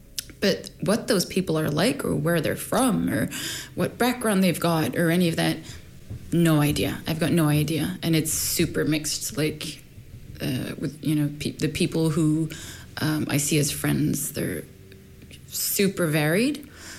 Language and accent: English; Sweden; born there; also born or lived in Egypt; My parents are Egyptian. I was born in Sweden.